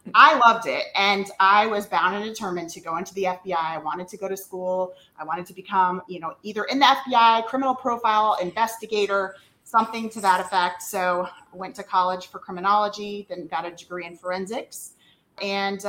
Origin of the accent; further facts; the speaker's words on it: north of Tampa, Florida, United States; moved away as an adult; now in Texas, United States; Born and raised in Florida, north of Tampa